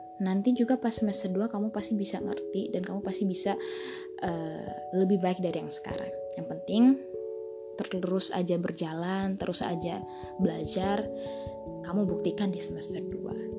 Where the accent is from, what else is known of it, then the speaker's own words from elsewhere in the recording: Bima, West Nusa Tenggara, Indonesia; aku S D di tempat ngajarnya, eh, mama aku. di desa aku sendiri, yaitu Desa Samili